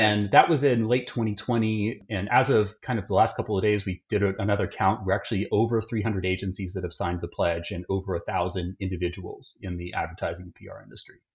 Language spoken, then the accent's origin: English; Austin, Texas, United States; grew up in Austin